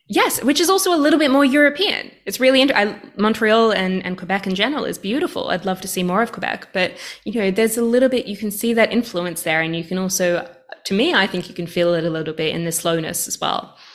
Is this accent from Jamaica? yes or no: no; Australia; I, I think as an Australian, in some ways, uh, Canada is a little bit like a cold Australia